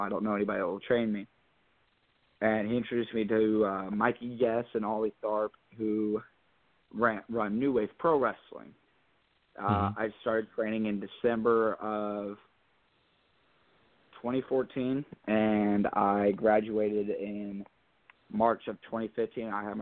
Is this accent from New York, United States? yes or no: no; Spencer, Indiana, United States; my hometown of Spencer